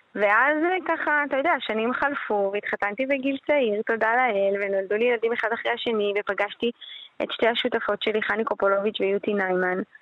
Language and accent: Hebrew; Hashmonaim, Israel; now in Modi'in Illit, Israel; אני גרתי בחשמונאים בתור נערה